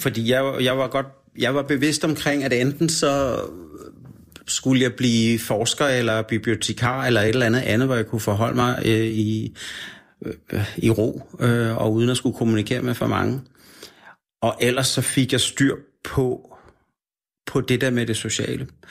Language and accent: Danish; Denmark; also born or lived in Australia; når jeg var fra Danmark